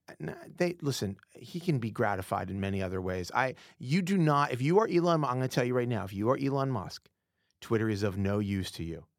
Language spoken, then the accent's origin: English; United Kingdom; we're both British